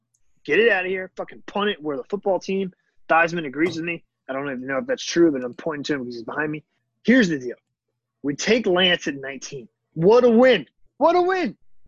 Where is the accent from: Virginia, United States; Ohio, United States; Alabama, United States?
Virginia, United States; Norfolk; I'm from Norfolk.